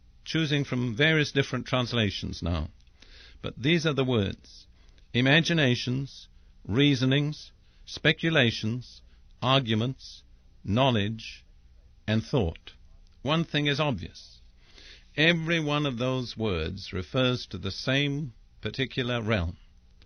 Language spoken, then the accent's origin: English; England, United Kingdom; I'm English by background